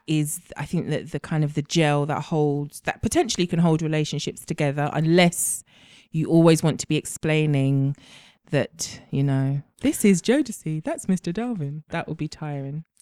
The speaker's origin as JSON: {"language": "English", "country": "Jamaica", "said": "I'm Jamaican"}